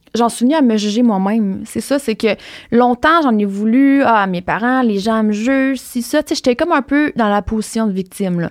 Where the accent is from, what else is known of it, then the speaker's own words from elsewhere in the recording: Rimouski, Quebec, Canada; je viens de Rimouski